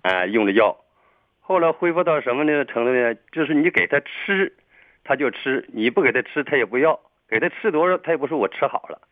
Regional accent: Harbin, Heilongjiang, China; moved away as an adult; now in Shenyang, China; 我是哈尔滨的

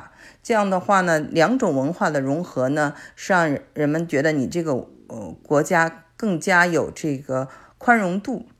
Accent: China; now in Canada; 因为我是我们是从中国过来的，所以呢，我觉得我还是很理解他。

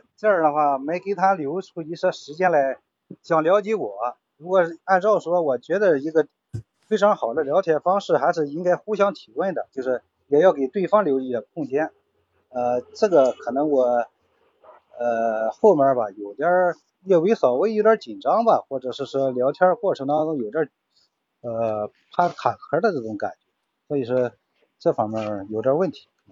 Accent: Shandong, China; 我们山东这边儿

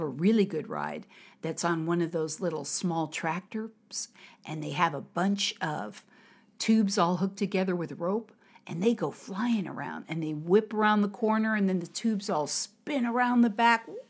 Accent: United States; now in Harbin, China; from America.

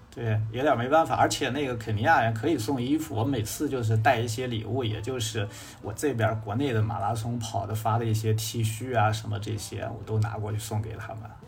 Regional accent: northern China, China; 我是北方人

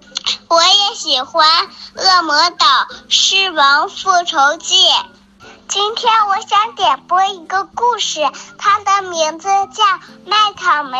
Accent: Daqing, Heilongjiang, China; 我今年五岁了，我来自大庆。

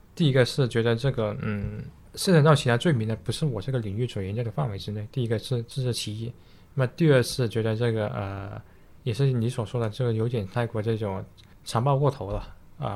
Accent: China; 我们中国人

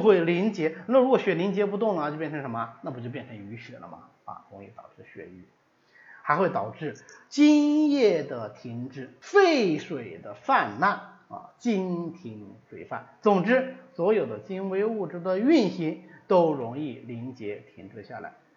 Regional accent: China; 我们中国人穿衣服的习惯

